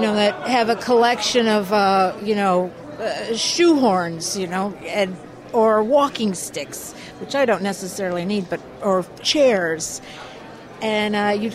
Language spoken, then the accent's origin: English; Detroit, Michigan, United States; moved away; I'm from Detroit, Michigan